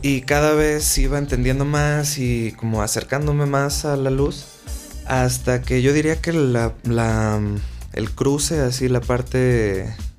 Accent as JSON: {"language": "Spanish", "country": "Mexico", "said": "soy mexicano"}